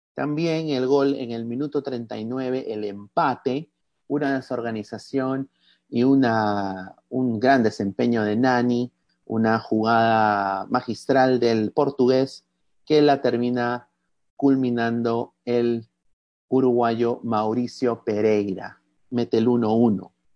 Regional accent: Peru; como peruano

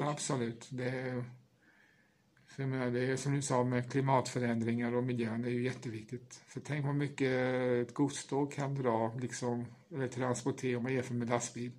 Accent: Åfors, Kalmar County, Sweden; jag är ju uppvuxen i Åfors som ligger i Emmaboda kommun

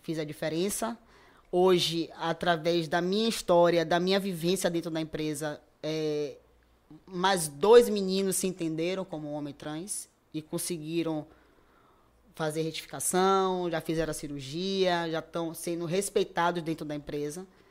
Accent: Salvador, Bahia, Brazil; me afastei um pouco do bairro que eu nasci e fui criado, que foi é aqui em Cajazeiras 7

